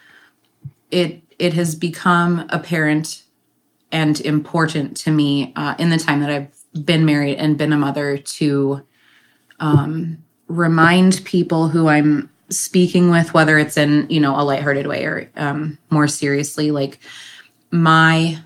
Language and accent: English; Archdiocese of St. Paul and Minneapolis, Minnesota, United States; I grew up in the Archdiocese of St. Paul, Minneapolis